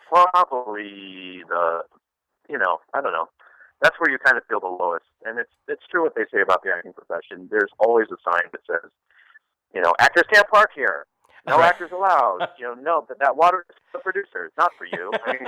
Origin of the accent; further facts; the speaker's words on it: Ohio, United States; also born or lived in Chicago; I grew up in the Midwest. I grew up in Ohio. I grew up in Chicago, so I definitely have kind of a Midwest politeness